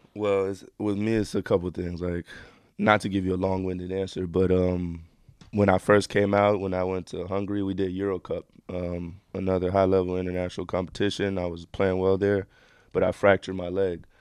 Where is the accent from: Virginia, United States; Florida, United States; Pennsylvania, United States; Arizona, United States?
Florida, United States; Miami; moved away; also born or lived in Israel / Argentina; I'm from Miami